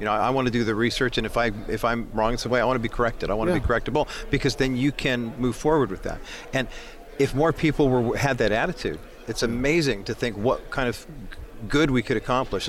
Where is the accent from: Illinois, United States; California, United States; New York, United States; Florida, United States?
California, United States; I grew up in California